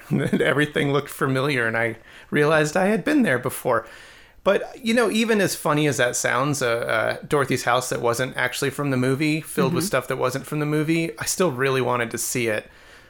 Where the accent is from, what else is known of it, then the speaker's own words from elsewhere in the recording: Rocky Mountain region, United States; we're from the Rocky Mountain region our entire lives